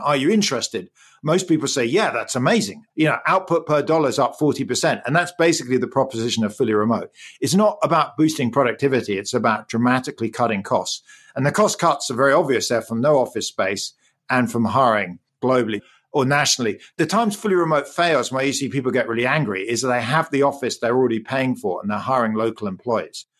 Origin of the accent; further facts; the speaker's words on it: England, United Kingdom; accent: English; moved away; I grew up in the U K. You can probably hear my English accent.